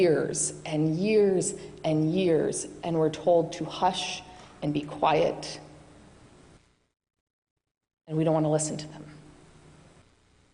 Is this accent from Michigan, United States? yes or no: yes; Michigan, United States; moved away; I do not have a New England accent. I have many vowels. That's because I'm from Michigan